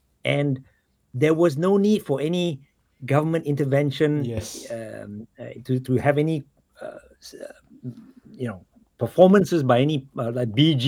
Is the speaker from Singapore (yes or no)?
yes; Singapore; I was growing up in Singapore in the 70s and 80s